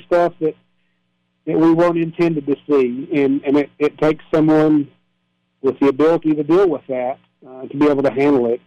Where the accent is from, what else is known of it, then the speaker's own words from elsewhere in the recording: East Tennessee, United States; moved away as an adult; now in Sumner County, United States; I am a Tennessean, was born and raised in East Tennessee